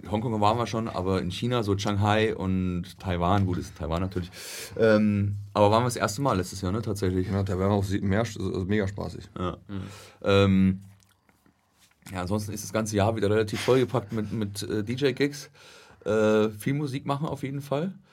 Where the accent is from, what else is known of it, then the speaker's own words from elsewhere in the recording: Traunstein, Bavaria, Germany; Bei mir genau am anderen Ende Deutschlands, unten in, in Traunstein am Chiemsee.